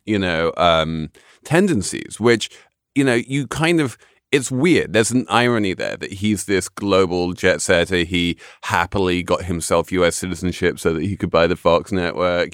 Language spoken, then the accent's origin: English; United Kingdom; when I was growing up in Britain